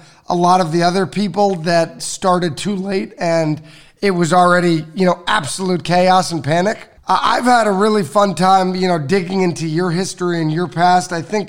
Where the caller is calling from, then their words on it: Miami, Florida, United States; I'm calling from Miami.